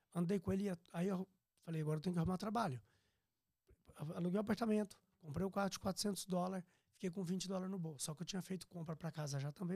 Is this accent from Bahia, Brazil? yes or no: no; Piracicaba, São Paulo, Brazil; moved away as an adult; also born or lived in Minas Gerais; now in Orlando, United States; eu sou mineiro, natural, Sim. né? Mas eu fui uhum. criado em Piracicaba, São Paulo, depois morei em São Paulo